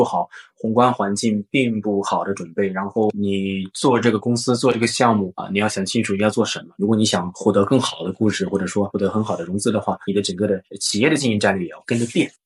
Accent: China; 我们中国人

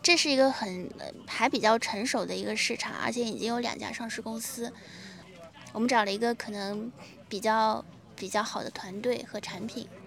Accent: China; 我一个中国人

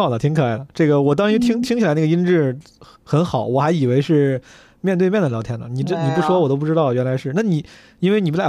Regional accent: Henan, China; accent: Henan accent; 我竟然还有靠自己的河南口音来赢得尊重的这一天

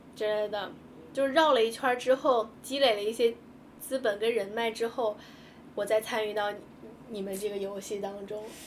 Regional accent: China; moved away as an adult; also born or lived in Japan; 我们中国人

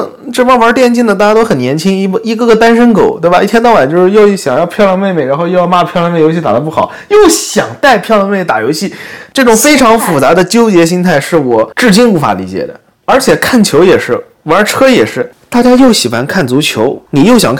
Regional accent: Jiangsu, China; 我高中的时候，我是江苏的嘛，我们那边数学卷子满分是一百六十分，我考过十四分。

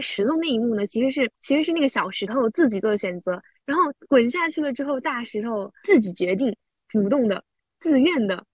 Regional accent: China; 我们土生土长中国人

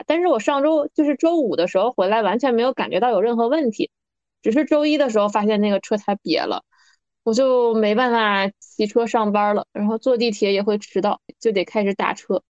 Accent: northern China, China; 身为北方人的我

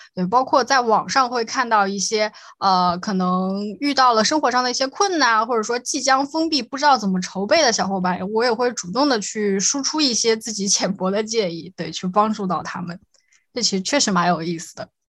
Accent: Shanghai, China; also born or lived in Nanjing; 我小时候就是在这里长大的，对。然后因为一些户籍的限制啊，考试政策的限制等等，我就回去高了，高考了一下，然后又去南京上学

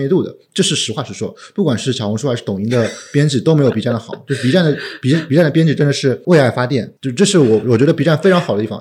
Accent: Shanghai, China; 我是上海人嘛，上海人其实真的不太懂中国

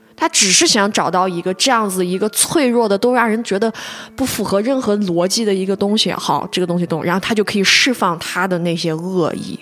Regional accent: China; 对于我们中国人而言，或者是东亚人而言吧

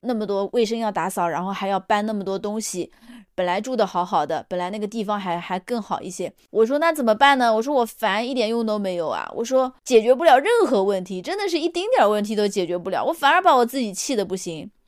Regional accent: China; 我们中国人来说，过完农历才是真正的新的一 年

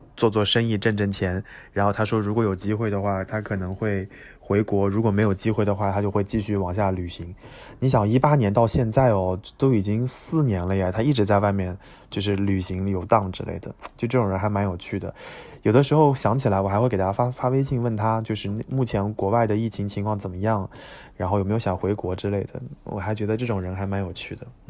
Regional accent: China; 只有我一个中国人

